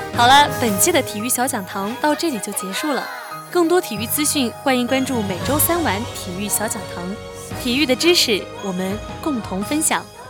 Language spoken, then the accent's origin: Chinese; the South, southern China, China; 我这个地道的南方姑娘